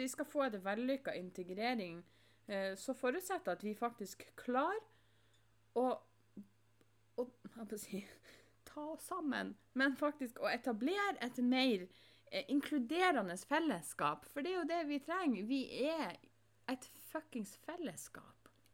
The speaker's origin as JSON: {"language": "Norwegian", "country": "Norway", "said": "jeg som nordmann"}